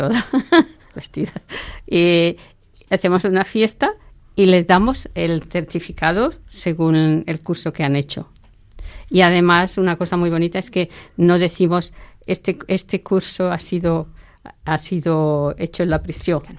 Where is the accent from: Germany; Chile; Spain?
Spain; moved away as an adult; now in Awasa, Ethiopia; otra es eh, española, que soy yo